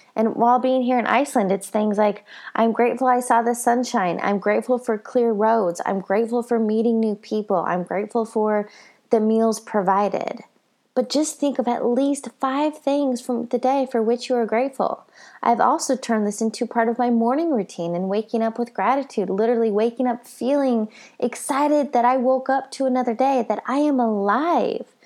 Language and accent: English; Colorado, United States; I'm from Colorado